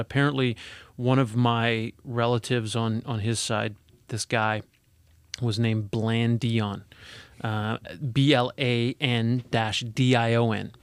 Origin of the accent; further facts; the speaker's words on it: Edmonton, Alberta, Canada; moved away; I'm from, originally from Alberta. I was born in Edmonton.